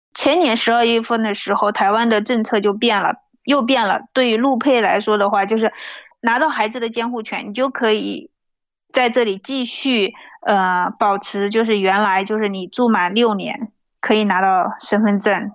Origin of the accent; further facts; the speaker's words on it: China; moved away as an adult; also born or lived in Ningbo; now in Taiwan; 我是大陆人